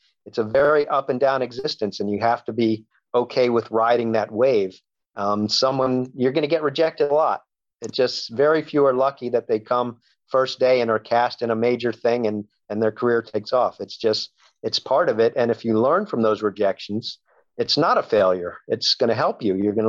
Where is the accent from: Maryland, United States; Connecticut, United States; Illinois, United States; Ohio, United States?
Maryland, United States; now in Los Angeles, United States; I grew up in Maryland, 3,000 miles away from where I live now in Los Angeles.